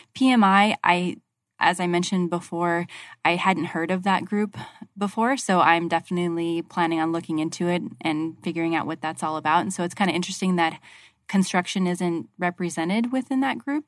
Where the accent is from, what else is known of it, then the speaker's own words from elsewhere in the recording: Arizona, United States; I'm from Arizona and I'm still in Arizona